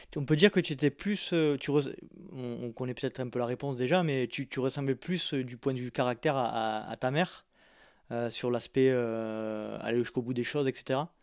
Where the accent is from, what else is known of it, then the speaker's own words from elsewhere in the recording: southern France, France; also born or lived in Loire-Atlantique (parents); je suis né dans le sud de la France